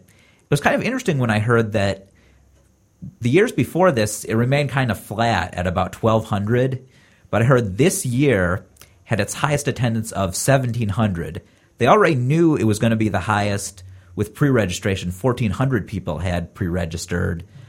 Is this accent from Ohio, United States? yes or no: yes; Columbus, Ohio, United States; now in California, United States; I'm originally from Ohio and live in California now. And so it was nice getting to meet some people from Columbus, where I'm from, and seeing that in my home state